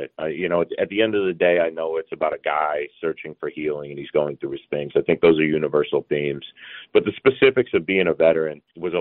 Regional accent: Georgia, United States; I grew up in Georgia

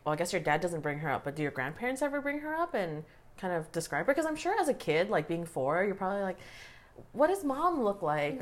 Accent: Canada; parents are born in Asia. I was born here.

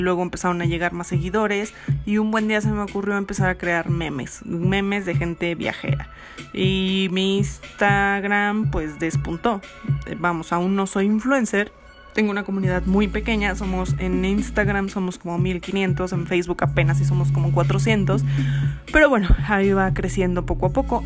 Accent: Mexico; moved away as an adult; also born or lived in Barcelona; yo soy de México

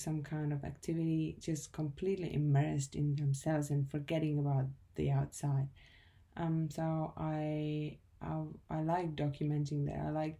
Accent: Czechia; moved away as an adult; now in Australia; I'm from the Czech Republic, but I have been living in Australia for the past 6 years and I'm a photographer.

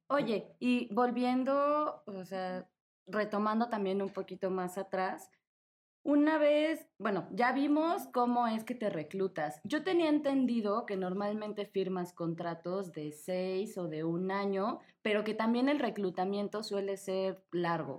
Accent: Mexico; yo soy de México

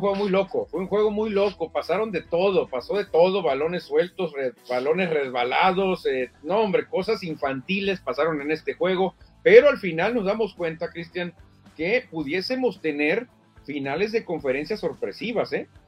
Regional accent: Mexico; como buenos mexicanos

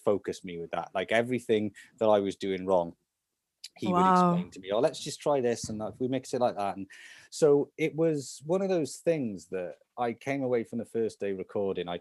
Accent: Salisbury, South West England, United Kingdom; We're actually from Salisbury

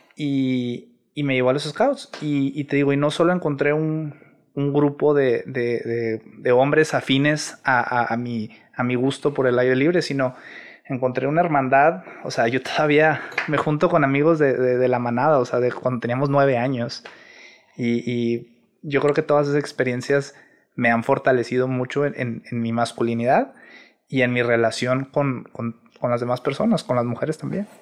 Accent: Monterrey, Nuevo León, Mexico; soy originario de aquí de Monterrey, Nuevo León

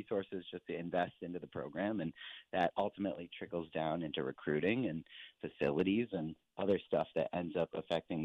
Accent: Ann Arbor, Michigan, United States; now in Los Angeles, United States; I went to Michigan, grew up near Ann Arbor

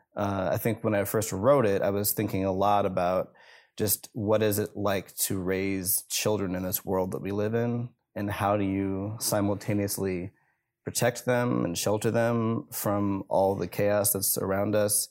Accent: Rockford, Illinois, United States; It's a bridge that's overlooking the Rock River in Rockford, Illinois, and that's my hometown

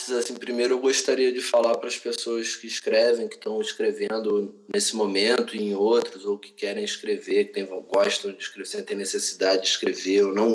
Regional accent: Rio de Janeiro, Brazil; born there; eu tenho 33 anos, Nasci na Tijuca, moro no Grajaú.

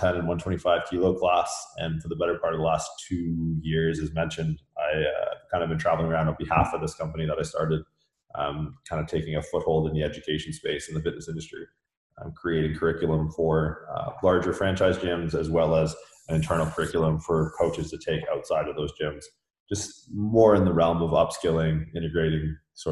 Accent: Canada; moved away as an adult; also born or lived in California; I'm from Canada originally

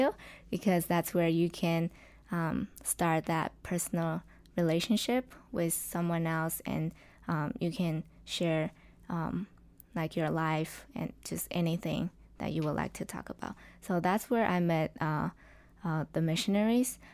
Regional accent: southwestern China, China; English is a second language; moved away; I grew up in China, in the, to be specific, in the southwestern part of China

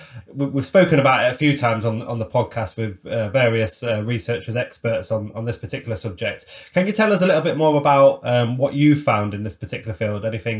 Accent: Lincoln, East Midlands, United Kingdom; my hometown, Lincoln

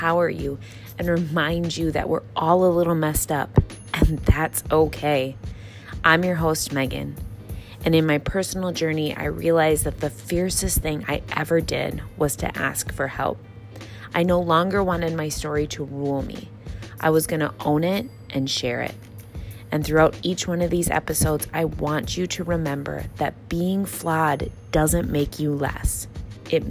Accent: Wisconsin, United States; I'm from, born and raised in Wisconsin

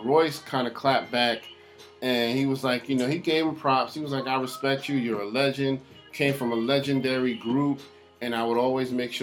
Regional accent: New York, United States; I'm from New York and I know that's just how we talk

